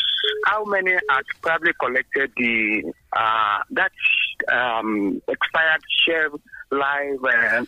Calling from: Abeokuta, Ogun State, Nigeria; calling from Abeokuta.

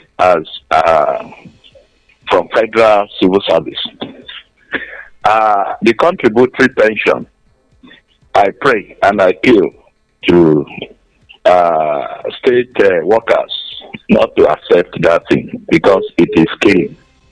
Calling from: Nigeria; Right, I'm calling from Housing Estate, Olumuri.

